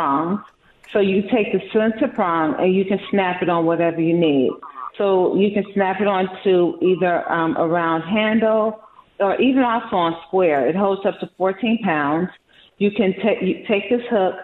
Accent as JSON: {"language": "English", "town": "Chicago", "region": "Illinois", "country": "United States", "said": "I'm from Chicago"}